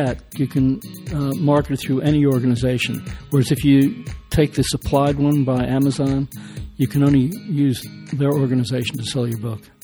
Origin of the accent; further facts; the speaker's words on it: New York City, New York, United States; moved away; also born or lived in Washington, D.C.; I grew up in the New York City area, and I lived most of my life in Washington, D.C.